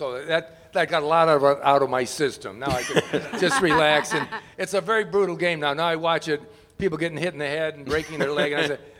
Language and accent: English; Cleveland, Ohio, United States; I'm from Cleveland